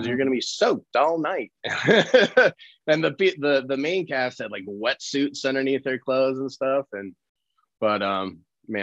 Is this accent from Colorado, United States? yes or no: yes; Colorado, United States; I was born and raised in Colorado.